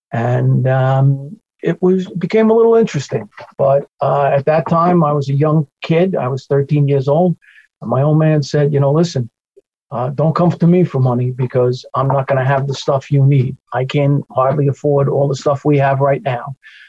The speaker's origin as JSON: {"language": "English", "town": "Glen Cove", "region": "New York", "country": "United States", "tie": "born there", "said": "I was born in Glen Cove City Hospital, New York. We lived in Plainview for the first 2 years of my life."}